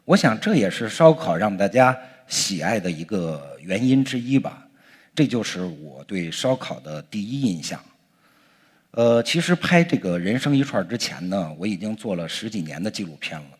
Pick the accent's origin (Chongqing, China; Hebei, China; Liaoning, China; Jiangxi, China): Hebei, China; Langfang; 在我的老家河北廊坊。